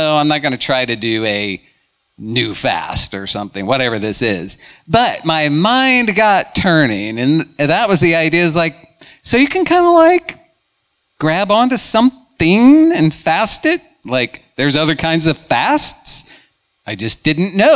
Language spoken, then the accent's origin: English; Illinois, United States; moved away as an adult; now in Tallahassee, United States; I was born and raised in Illinois